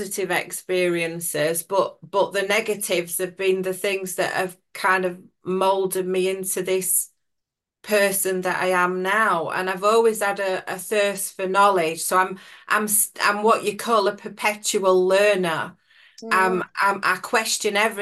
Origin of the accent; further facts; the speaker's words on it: Sheffield, Yorkshire and the Humber, United Kingdom; I'm from Sheffield in South Yorkshire